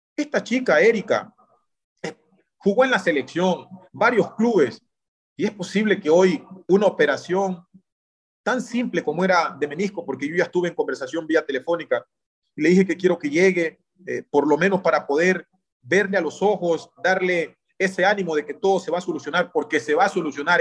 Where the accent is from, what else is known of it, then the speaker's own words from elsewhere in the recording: Ecuador; nuestro conocimiento como ecuatorianos